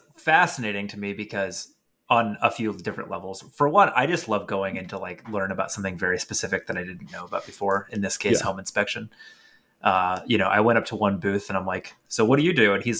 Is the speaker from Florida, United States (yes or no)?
yes; Florida, United States; Like, I'm from Florida. You'll be like chased out of the state if you talk about unions.